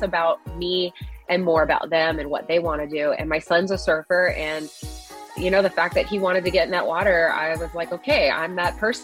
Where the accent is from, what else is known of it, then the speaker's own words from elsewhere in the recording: Hawaii, United States; growing up in Hawaii, you know, the water is 80 something degrees year round.